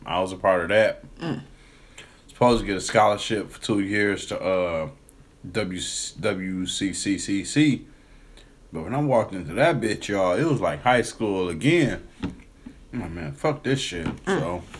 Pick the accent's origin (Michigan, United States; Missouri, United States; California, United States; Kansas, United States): Michigan, United States; Detroit; Like I grew up in Detroit when the motherfucking Kroger was on Michigan and Schaefer.